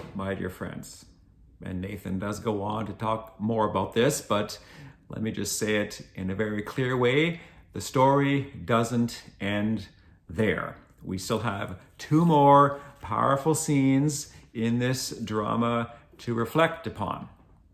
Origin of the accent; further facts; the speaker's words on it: Glengarry County, Ontario, Canada; I come from Glengarry County, which is the far eastern end of the province of Ontario.